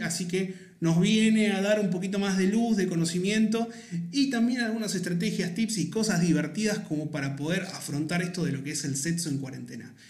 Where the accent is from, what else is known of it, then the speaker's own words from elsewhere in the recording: Argentina; tenemos los argentinos